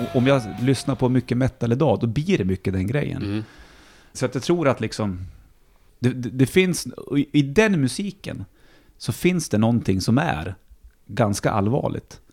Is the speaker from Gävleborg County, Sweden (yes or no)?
yes; Bollnäs, Gävleborg County, Sweden; now in Stockholm, Sweden; för min uppväxt hemma i Bollnäs var mycket skog